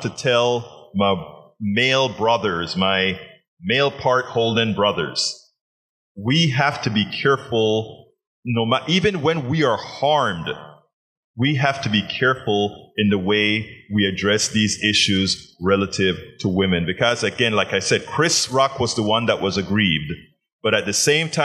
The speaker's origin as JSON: {"language": "English", "country": "Panama", "said": "I'm from Panama"}